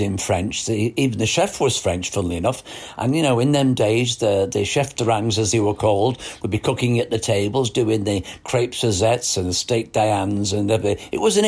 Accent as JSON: {"language": "English", "town": "Ellesmere Port", "region": "North West England", "country": "United Kingdom", "tie": "born or raised there", "also_born_or_lived": "Liverpool / Singapore / Hawaii / Brunei", "moved": "as an adult", "lives_now": "Walsall, United Kingdom", "said": "I was born in Ellesmere Port, Medellin"}